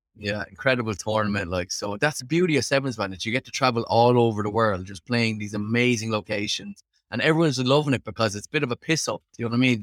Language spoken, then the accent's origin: English; Limerick, Munster, Ireland; moved away as an adult; now in Dublin, Ireland; Born and raised in Limerick, Ireland.